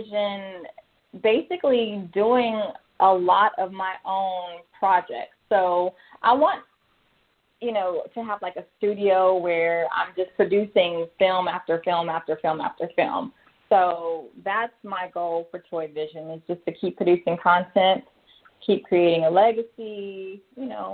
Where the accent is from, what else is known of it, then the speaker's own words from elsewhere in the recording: San Antonio, Texas, United States; moved away; I'm from San Antonio